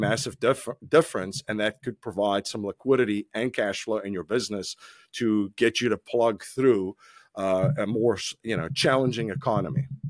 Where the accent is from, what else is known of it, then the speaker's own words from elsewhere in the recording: South Africa; moved away; I'm originally from South Africa. I, uh, grew up in South Africa